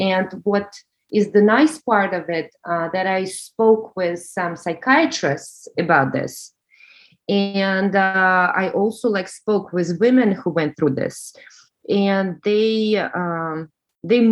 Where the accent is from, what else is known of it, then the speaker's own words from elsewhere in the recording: Russia; accent: Russian; English is a second language; moved away; you hear from my accent that I'm Russian